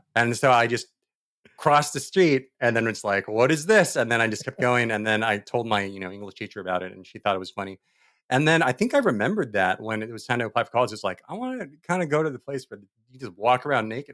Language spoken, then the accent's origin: English; Diamond Bar, California, United States; I was born in Diamond Wire, which is the town that I think is as old as I am